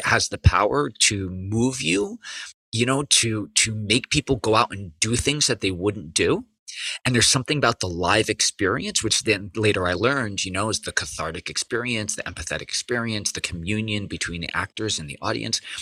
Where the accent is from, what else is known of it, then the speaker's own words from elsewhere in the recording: Hudson Valley, New York, United States; I grew up in the Hudson Valley